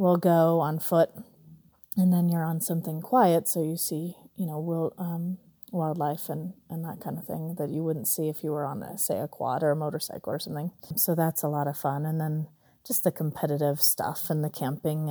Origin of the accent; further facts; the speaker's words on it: Southern California, United States; now in Colorado, United States; I'm from Colorado, originally Southern California